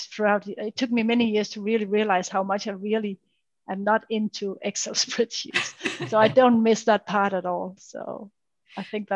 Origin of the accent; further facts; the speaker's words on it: Denmark; the background I'm from and from the country I'm from and from the Danish mentality